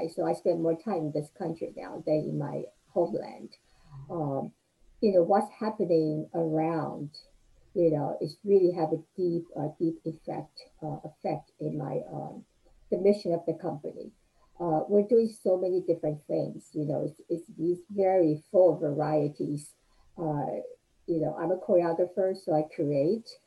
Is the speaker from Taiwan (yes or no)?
yes; Taiwan; moved away as an adult; now in United States; I was uh, um, a child, you know, growing up in Taiwan.